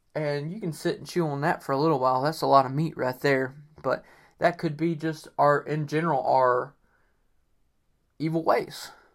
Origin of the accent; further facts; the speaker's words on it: North Carolina, United States; the Cherokee tribe is from my state. Um, I actually am part Cherokee, and I feel like most people in North Carolina, for the most part, are part Cherokee.